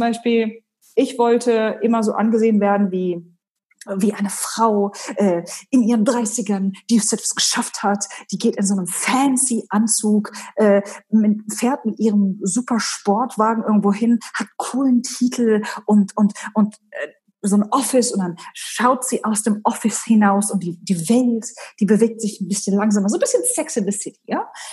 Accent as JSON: {"language": "German", "town": "Hanover", "region": "Lower Saxony", "country": "Germany", "also_born_or_lived": "Abu Dhabi, United Arab Emirates", "moved": "as an adult", "said": "Ich komme ursprünglich aus Hannover"}